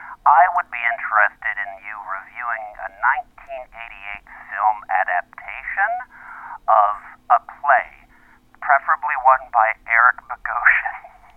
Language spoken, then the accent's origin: English; St. Louis, Missouri, United States; I'm from St. Louis.